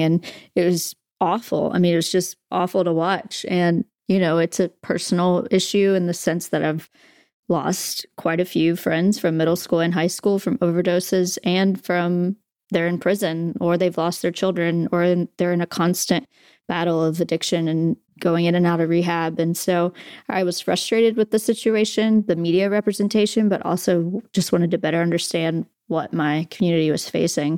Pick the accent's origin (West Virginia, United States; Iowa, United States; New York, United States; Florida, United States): West Virginia, United States; Southern; growing up in West Virginia